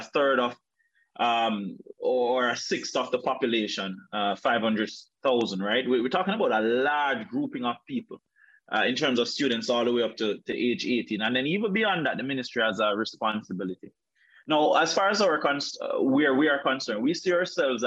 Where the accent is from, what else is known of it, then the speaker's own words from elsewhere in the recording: Calabar, Trelawny, Jamaica; rural Jamaica, like where I'm from. I'm from Trelawney. Grew up in a place called Calabar.